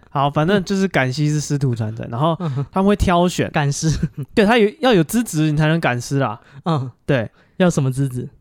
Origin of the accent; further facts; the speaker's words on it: Taiwan; 我们台湾人